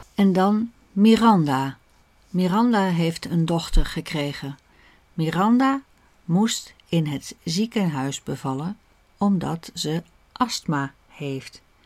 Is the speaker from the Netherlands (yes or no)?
yes; Netherlands; Wij Nederlanders